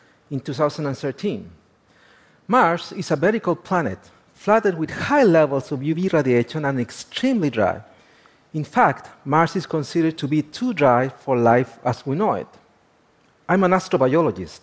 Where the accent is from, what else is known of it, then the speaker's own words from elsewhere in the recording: Chile; I was born and raised in the Atacama.